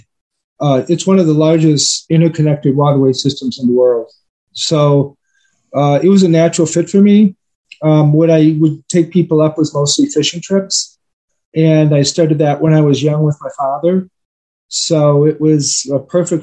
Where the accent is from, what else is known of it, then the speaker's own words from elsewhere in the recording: Milwaukee, Wisconsin, United States; I was brought up in Milwaukee, Wisconsin. I lived kind of in the outer suburbs